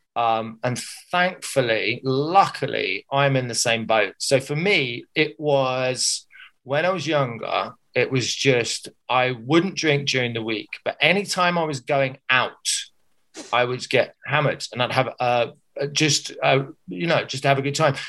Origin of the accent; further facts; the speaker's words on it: Surrey, South East England, United Kingdom; moved away as an adult; also born or lived in Liverpool; I was from Surrey